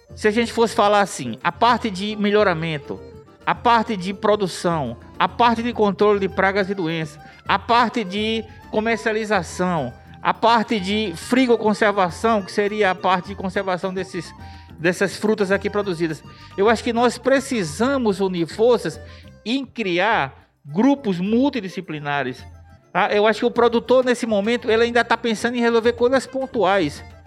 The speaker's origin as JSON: {"language": "Portuguese", "town": "Natal", "region": "Rio Grande do Norte", "country": "Brazil", "moved": "yes", "lives_now": "Mossoró, Brazil", "said": "sou natalense, mas é radicado em Mossoró há mais de 35 anos, ou seja, já me sinto muito mais mossoroense"}